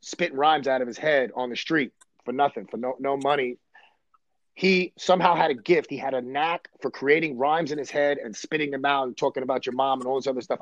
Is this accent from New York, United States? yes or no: yes; New York City, New York, United States; I grew up in Brooklyn, New York, and Coney Island in the '80s